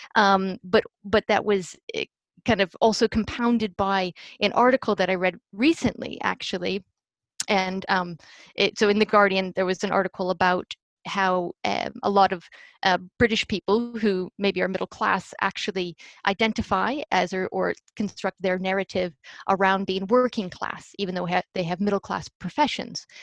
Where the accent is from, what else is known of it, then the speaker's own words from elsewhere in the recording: United States; i am 100% a product in so many ways of the american music education system